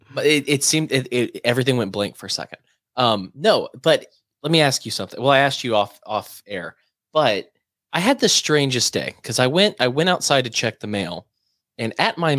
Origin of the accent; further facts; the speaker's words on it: United States; I'm an American